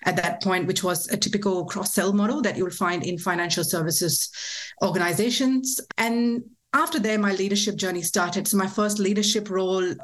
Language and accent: English; India; now in Australia; I was born and raised in India